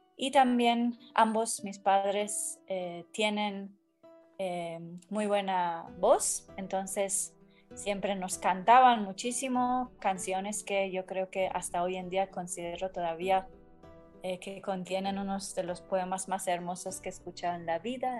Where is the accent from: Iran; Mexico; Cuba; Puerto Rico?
Iran; Tehran, Tehran Province; Spanish is a second language; moved away as an adult; also born or lived in Kermanshah, Iran; yo nací em, en Irán, en la ciudad de Kermanshah, al oeste. Entonces eh, ahí viví eh, más adelante en Teherán, 23 eh, años de mi vida.